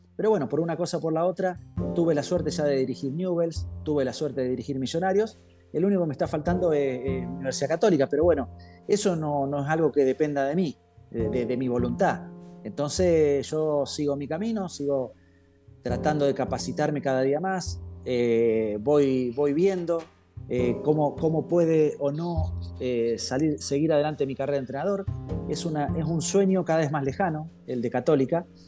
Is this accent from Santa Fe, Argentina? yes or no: yes; San José de la Esquina, Santa Fe, Argentina; moved away; also born or lived in Chile; mi meta era llegar a jugar en, en la primera división del equipo de mi pueblo, Centenario de San José de la Esquina